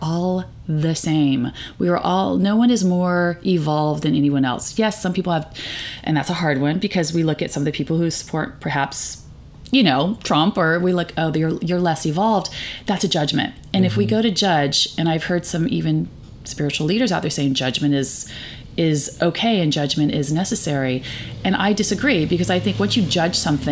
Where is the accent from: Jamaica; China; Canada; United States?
United States; California; I grew up in California with liberal parents